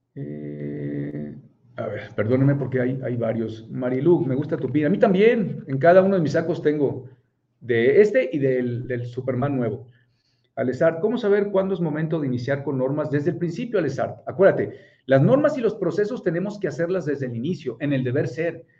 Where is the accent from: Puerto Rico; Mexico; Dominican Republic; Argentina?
Mexico; Puebla; yo soy de Puebla